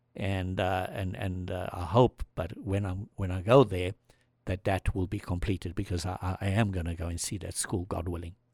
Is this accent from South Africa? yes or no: yes; South Africa; moved away; I came from South Africa